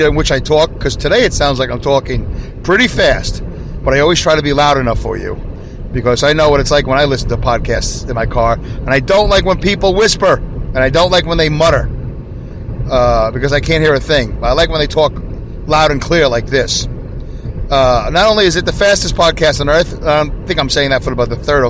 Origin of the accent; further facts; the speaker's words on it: New York City, New York, United States; now in upstate New York, United States; I'm originally from Brooklyn, New York.